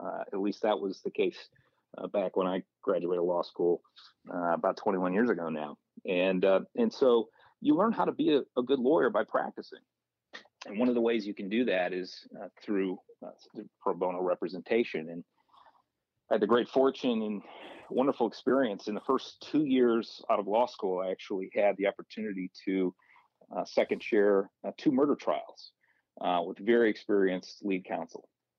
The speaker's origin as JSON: {"language": "English", "town": "Port Huron", "region": "Michigan", "country": "United States", "tie": "born or raised there", "said": "John, I grew up on the east side of the state. I was born and raised in the Port Huron area and spent all my life there until I went off to college at Albion College."}